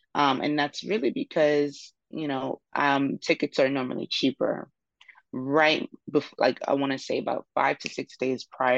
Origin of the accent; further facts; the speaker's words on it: Nigeria; Yeah, I'm Nigerian.